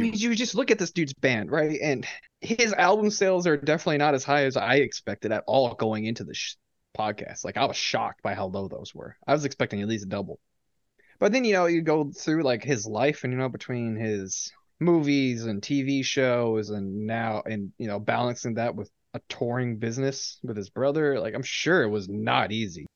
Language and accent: English; New England, United States; I am from New England